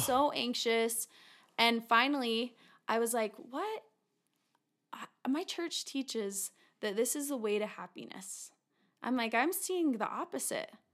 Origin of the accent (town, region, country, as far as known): Taylorsville, Utah, United States; born or raised there